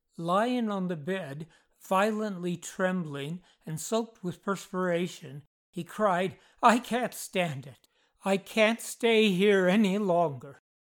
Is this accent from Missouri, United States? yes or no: no; Nevada City, California, United States; my hometown of Nevada City, California